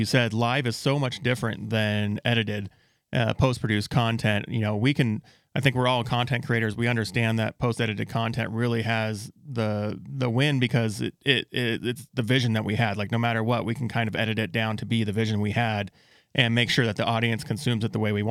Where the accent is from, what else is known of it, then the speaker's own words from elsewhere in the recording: Yuma, Arizona, United States; I was born and raised in Yuma, Arizona